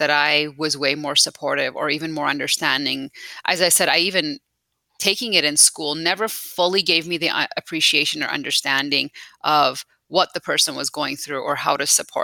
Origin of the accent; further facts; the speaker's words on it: Calgary, Alberta, Canada; also born or lived in Tehran, Iran / Italy; I've been here since I was about 9 years old, grown up most of my life here in Calgary. So Canada is home to me.